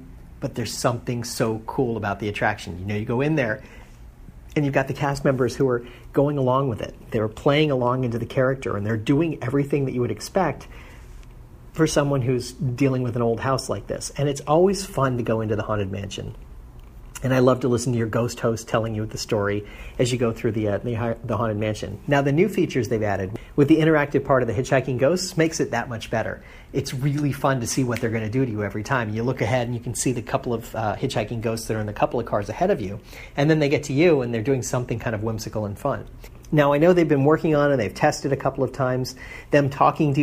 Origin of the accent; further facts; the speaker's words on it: Florida, United States; I grew up in Florida, so it rains every afternoon during the summer